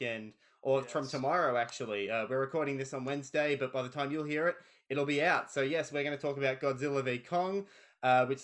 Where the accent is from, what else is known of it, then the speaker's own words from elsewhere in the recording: Australia; we're Australian